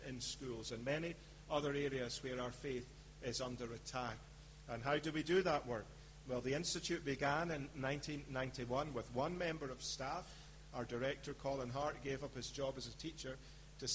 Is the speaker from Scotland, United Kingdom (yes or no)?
yes; Scotland, United Kingdom; moved away; I'm a Scotsman by birth